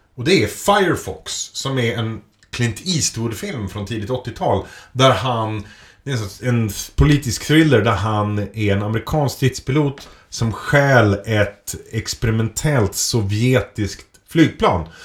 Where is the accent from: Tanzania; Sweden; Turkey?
Sweden; Edsbyn, Gävleborg County; moved away as an adult; i Edsbyn då, där jag växte upp